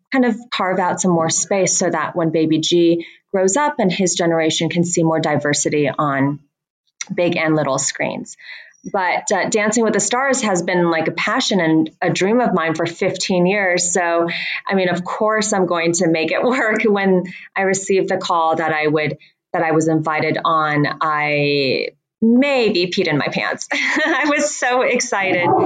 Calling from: Joshua Tree, California, United States; I am calling from the set of Bling Empire. We are currently filming Bling Empire in, in Joshua Tree, which is um, just about 20, 30 minutes away from Palm Springs.

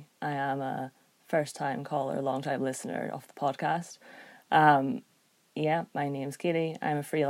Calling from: Belfast, Northern Ireland, United Kingdom; I am, but I'm calling from Belfast, actually, in Ireland

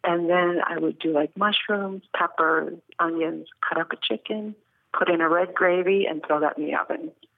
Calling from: Vero Beach, Florida, United States; I'm calling from Vero Beach in Florida.

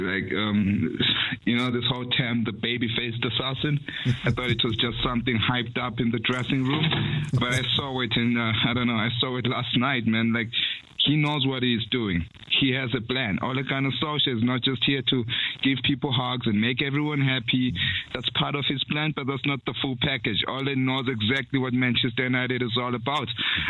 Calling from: South Africa; I'm calling in from South Africa

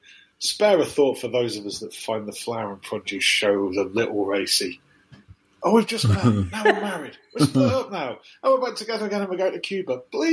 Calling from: the Midlands, England, United Kingdom; I'm calling from Borsaleigh in the heart of the Midlands.

